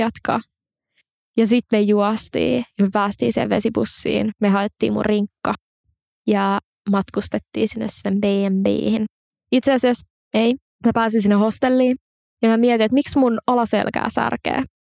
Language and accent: Finnish; Espoo, Uusimaa, Finland; moved away; mä oon alun perin siis Espoosta ja mun mummi ja pappa asuu edelleen Espoossa